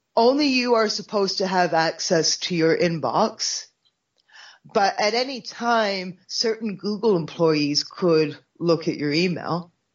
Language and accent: English; Canada; for me as a Canadian